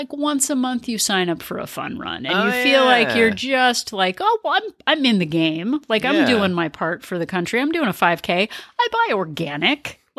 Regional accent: Denmark; born there; Well, I was born in Denmark, so it's probably had something to do with me. Have I told you I was born overseas?

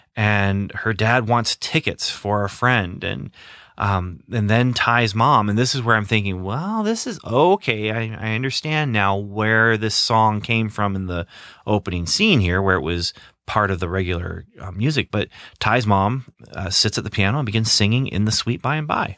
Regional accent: Midwest, United States; growing up in the Midwest

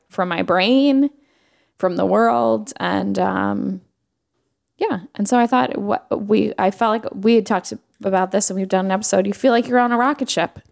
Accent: New York, United States; a New Yorker

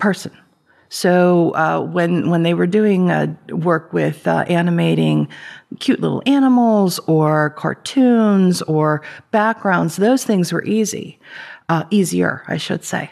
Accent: Ambridge, Pennsylvania, United States; I grew up in Ambridge

